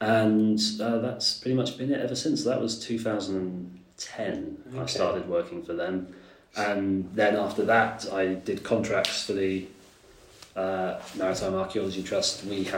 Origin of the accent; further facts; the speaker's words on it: Amesbury, South West England, United Kingdom; moved away as an adult; also born or lived in Germany / Japan; When I was 9, we moved back to England, and I grew up on Countess Road in Amesbury in Wiltshire